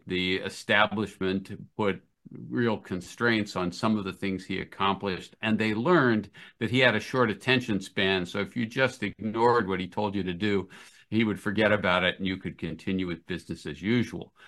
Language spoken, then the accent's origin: English; United States; As an American